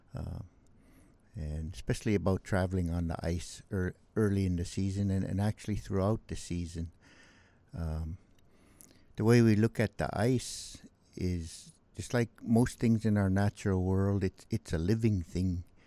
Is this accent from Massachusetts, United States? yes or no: no; Bethel, Alaska, United States; also born or lived in Kalskag, Alaska; I grew up here on the Kuskokwim, uh, mostly in Bethel. I had all my school and schooling in Bethel